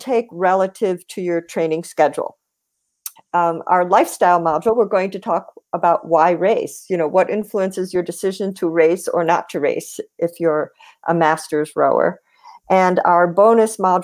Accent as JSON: {"language": "English", "town": "Buffalo", "region": "New York", "country": "United States", "tie": "born or raised there", "also_born_or_lived": "Boston", "moved": "as an adult", "said": "he was also somebody who I grew up with in Buffalo"}